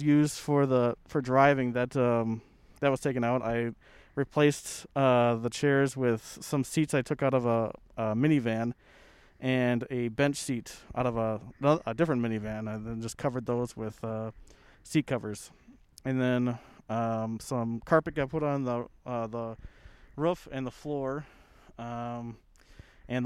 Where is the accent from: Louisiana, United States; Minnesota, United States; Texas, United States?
Minnesota, United States; growing up around Minnesota